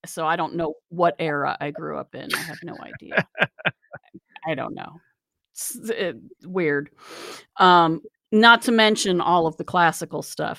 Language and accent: English; Charleston, West Virginia, United States; I grew up in the Kanawha Valley in Charleston. So there's chemical plants all up and down that river.